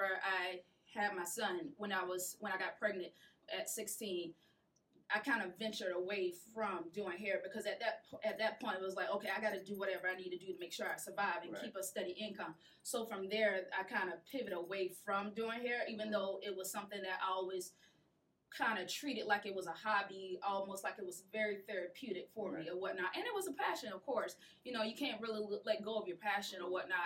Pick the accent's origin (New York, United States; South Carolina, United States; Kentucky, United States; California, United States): South Carolina, United States; Sumter; I'm actually from, don't laugh, Southside, part of Sumter